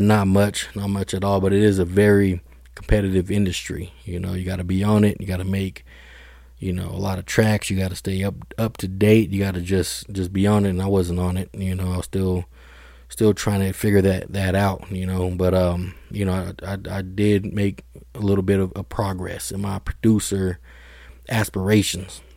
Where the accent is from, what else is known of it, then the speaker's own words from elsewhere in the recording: Denver, Colorado, United States; I grew up, you know, born and raised in Denver, Colorado